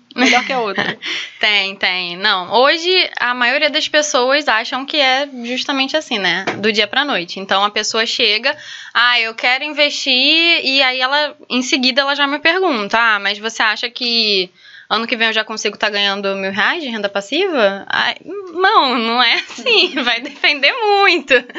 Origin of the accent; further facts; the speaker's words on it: São Gonçalo, Rio de Janeiro, Brazil; eu sou lá de São Gonçalo